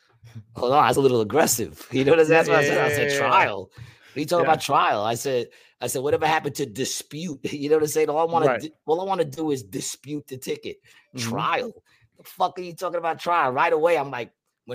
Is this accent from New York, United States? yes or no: yes; New York, United States; now in Atlantic City, United States; I'm from New York